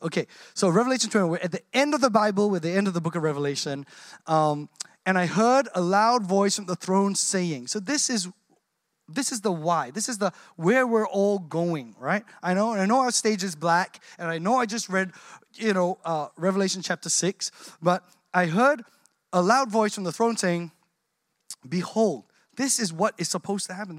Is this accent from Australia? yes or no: yes; Australia; I grew up here in Australia.